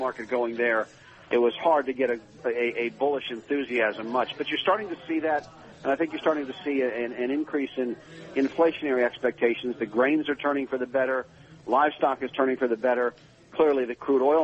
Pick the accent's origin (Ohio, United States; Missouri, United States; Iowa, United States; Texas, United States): Ohio, United States; Akron; I grew up in Akron, Ohio